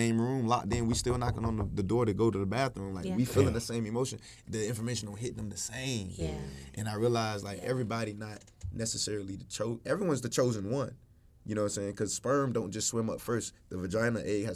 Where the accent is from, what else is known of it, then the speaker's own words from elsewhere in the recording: Georgia, United States; also born or lived in Newark, New Jersey / Florida; I grew up in Georgia. So when I was in Jersey, you know, to kind of, you know, narrate the story correctly, we moved from Jersey to Georgia